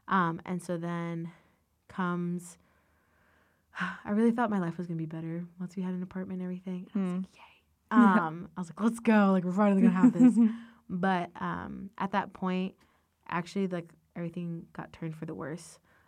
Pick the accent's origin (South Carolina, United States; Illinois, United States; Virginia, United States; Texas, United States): Virginia, United States; Ashburn; I am from Northern Virginia, and I love growing up there. Yeah, I lived about 15 minutes from Dulles. I grew up in Ashburn area.